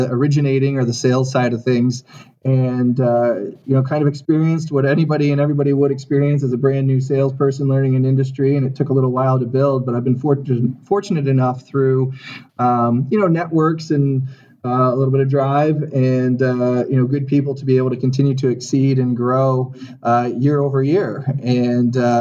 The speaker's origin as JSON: {"language": "English", "region": "Ohio", "country": "United States", "tie": "born or raised there", "moved": "as an adult", "lives_now": "Chicago, United States", "said": "I am a transplant to Chicago. I grew up in Ohio. I went to university in Ohio as well"}